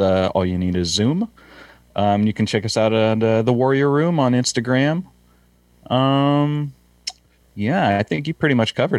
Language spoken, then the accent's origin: English; Southern California, United States; I'm American, so I don't know what a grain vehicle is. I'm from Southern California.